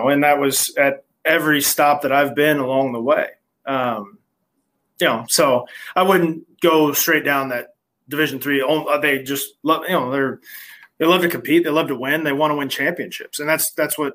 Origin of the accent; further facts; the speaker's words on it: Muncie, Indiana, United States; also born or lived in Appleton, Wisconsin / Chicago; now in Indianapolis, United States; I knew his daughters back when I was in high school because growing up in Muncie.